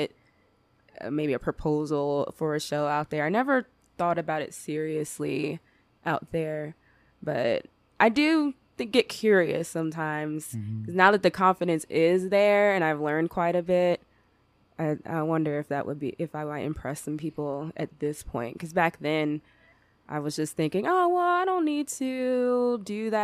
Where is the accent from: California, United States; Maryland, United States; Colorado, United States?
Maryland, United States; Upper Marlboro; moved away as an adult; now in Reno, United States; I grew up in a town called Upper Marlboro, Maryland, and I moved out here to Reno about 5 years ago